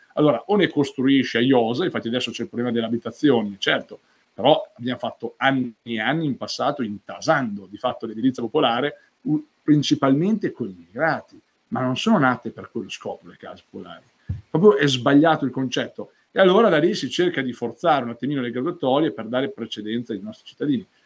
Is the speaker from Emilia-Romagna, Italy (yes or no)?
yes; Sassuolo, Emilia-Romagna, Italy; io vengo dalla città di Sassuolo